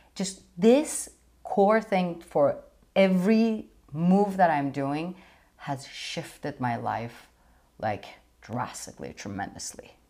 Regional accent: Iran; moved away; growing up in Iran

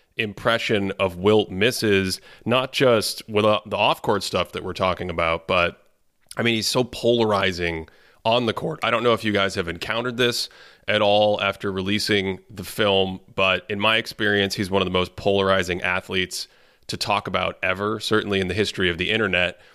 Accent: Boston, Massachusetts, United States; I grew up in Boston

